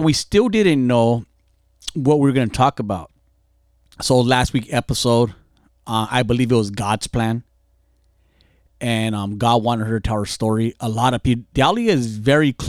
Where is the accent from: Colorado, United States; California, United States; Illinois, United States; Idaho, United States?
California, United States; Fontana; I grew up in gangs in Fontana